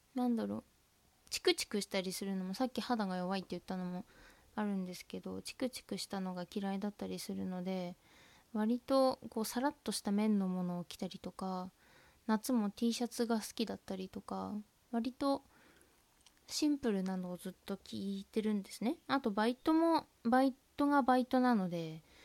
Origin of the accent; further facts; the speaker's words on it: Tohoku, Japan; accent: Tohoku dialect; 私は生粋のあの東北なまりですので